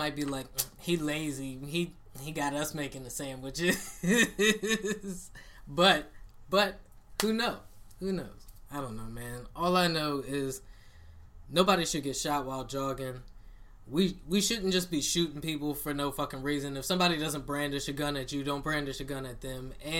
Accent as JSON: {"language": "English", "country": "United States", "said": "I'm American."}